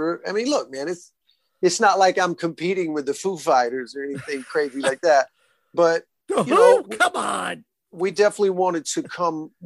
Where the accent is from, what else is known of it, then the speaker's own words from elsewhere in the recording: Alabama, United States; Alabama the end of this month, which is my home state